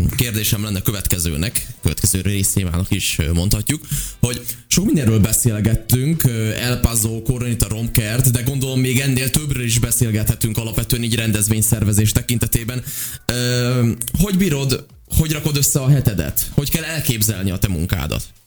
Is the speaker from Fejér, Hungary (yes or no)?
no; Sopron, Győr-Moson-Sopron, Hungary; vidéki származású vagyok én szintúgy, és Soproni vagyok